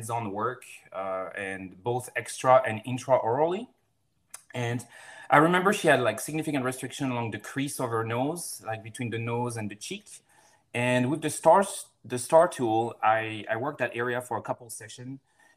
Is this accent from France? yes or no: yes; France; moved away as an adult; also born or lived in Florida, United States; now in Seattle, United States; I'm originally from France, and I went to PT school in the U.S., down in Florida, and ended up staying here